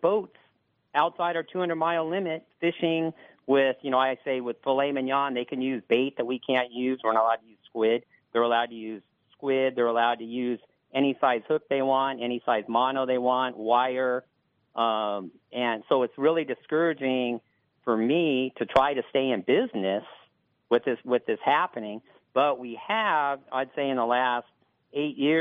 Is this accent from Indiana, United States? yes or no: no; San Diego, California, United States; I want to fish out of my hometown